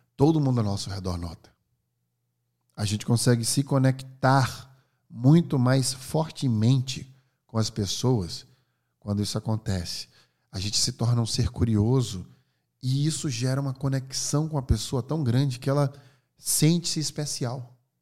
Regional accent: Northeast Region, Brazil; Eu sou nordestino

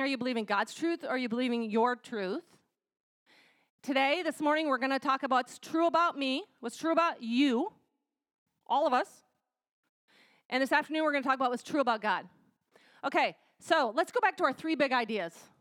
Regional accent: United States; we as American women

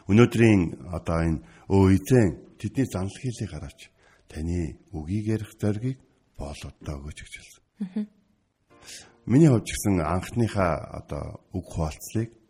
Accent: Mongolia; Би өөрөө монгол хүн болохоор би монгол хүмүүсийн нэг нь болохоор.

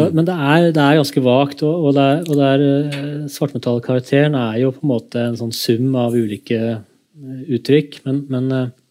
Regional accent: Kongsberg, Buskerud, Norway; da jeg vokste opp i Kongsberg

